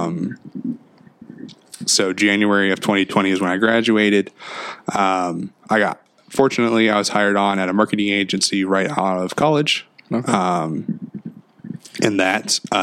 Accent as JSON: {"language": "English", "town": "Winchester", "region": "Indiana", "country": "United States", "tie": "born or raised there", "said": "I grew up in a small town in Indiana, about 2 hours south of here, called Winchester, Indiana"}